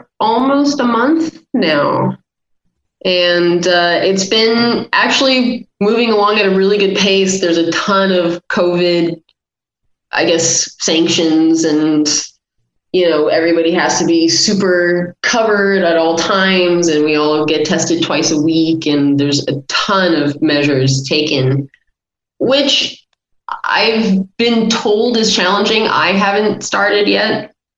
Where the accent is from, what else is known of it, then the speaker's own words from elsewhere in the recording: United Kingdom; Yes, I am British.